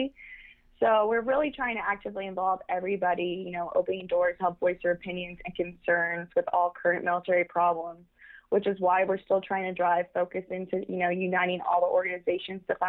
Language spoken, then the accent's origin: English; Austin, Texas, United States; I am from Austin, Texas